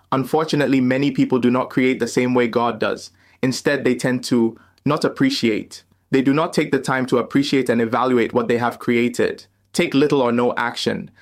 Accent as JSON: {"language": "English", "country": "Ghana", "moved": "as an adult", "lives_now": "United States", "said": "leave my home country of Ghana and start a new life in the land of opportunity, the United States"}